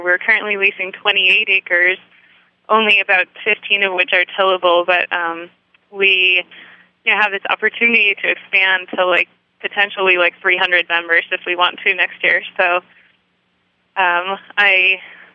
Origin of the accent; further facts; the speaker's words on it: New York, United States; moved away as an adult; also born or lived in San Francisco / Sacramento; when I moved back to my home state of New York